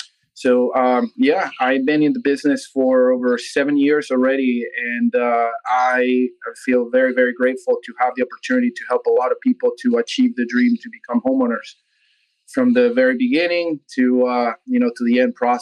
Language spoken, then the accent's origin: English; Venezuela; now in United States; I'm originally actually from Venezuela